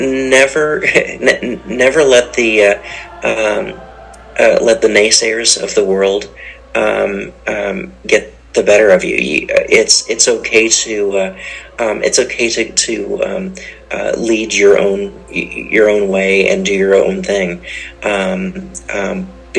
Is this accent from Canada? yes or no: yes; Canada; also born or lived in Oklahoma; as a Canadian culture of composers